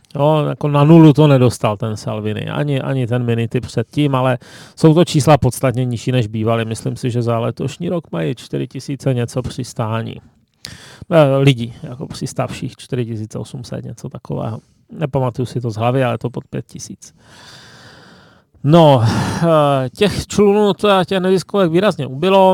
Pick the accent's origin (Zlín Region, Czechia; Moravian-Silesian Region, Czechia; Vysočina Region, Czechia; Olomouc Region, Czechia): Moravian-Silesian Region, Czechia; Ostrava; now in Prague, Czech Republic; už jenom to, že jsem z Ostravy, že je exotické